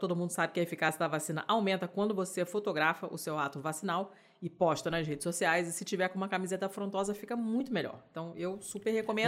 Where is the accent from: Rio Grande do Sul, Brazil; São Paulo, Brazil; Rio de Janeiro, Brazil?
Rio de Janeiro, Brazil; falo enquanto carioca